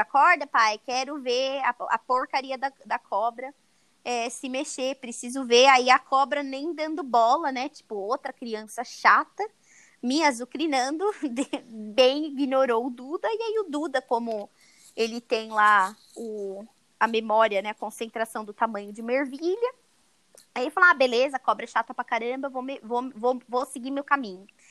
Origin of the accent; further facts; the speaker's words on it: Brazil; moved away; como brasileira morando fora do Brasil